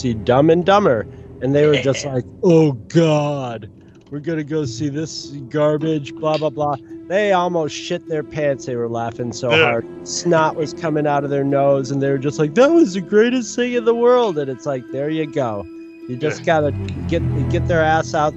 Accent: United States; being an American

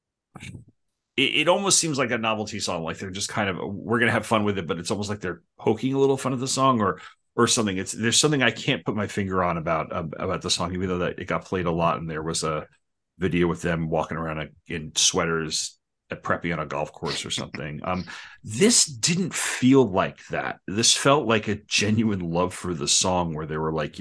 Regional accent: Long Island, New York, United States; I'm from Long Island

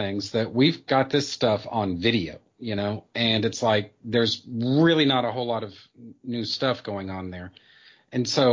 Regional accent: United States; for me as an American

